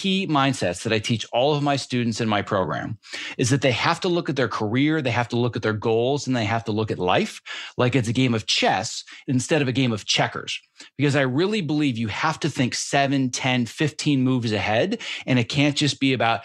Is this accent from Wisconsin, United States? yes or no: yes; Northern Wisconsin, United States; growing up in Northern Wisconsin